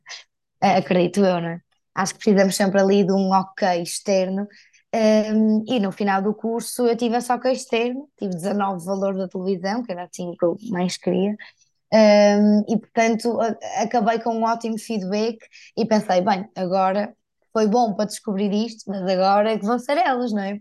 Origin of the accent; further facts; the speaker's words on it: Porto, Norte, Portugal; accent: northern; moved away as an adult; now in Lisbon, Portugal; eu sou do Porto e moro em Lisboa já há cinco anos